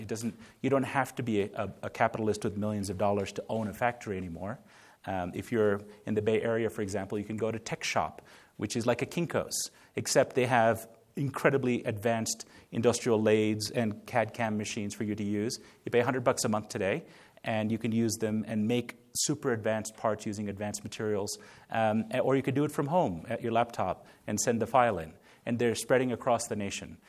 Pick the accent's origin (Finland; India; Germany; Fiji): India; moved away; also born or lived in United States; I was born in India